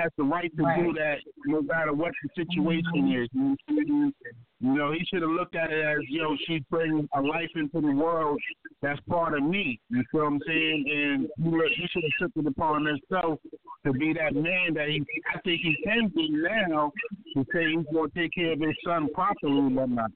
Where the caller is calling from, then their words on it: Baltimore, Maryland, United States; I'm calling from Baltimore, Maryland, East Side, Zone 18 in the building